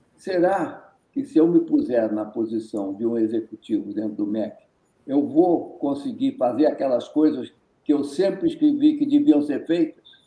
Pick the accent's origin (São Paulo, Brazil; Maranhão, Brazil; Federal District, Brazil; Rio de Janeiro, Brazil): Rio de Janeiro, Brazil; accent: resíduo de sotaque carioca; now in Minas Gerais, Brazil; Não é minha terra. Eu sou naturalizado, eu sou carioca